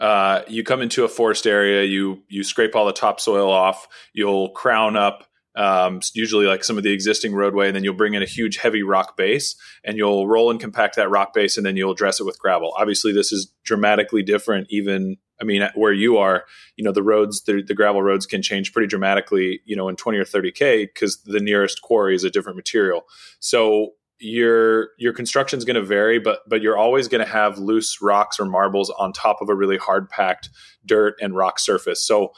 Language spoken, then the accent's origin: English; Austin, Texas, United States; You know, I grew up here in Austin. I'm just outside of Austin now at our rally ranch.